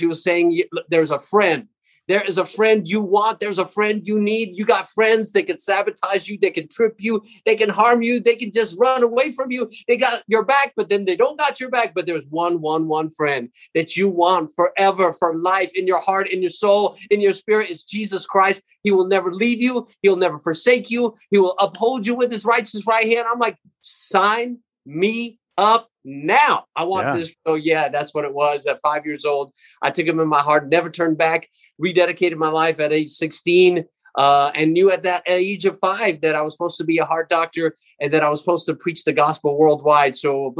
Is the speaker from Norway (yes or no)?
no; Jerusalem, Jerusalem District, Israel; born there; Well, I was born in Jerusalem. It's a small place that everybody's heard about, and I was born in an Armenian community.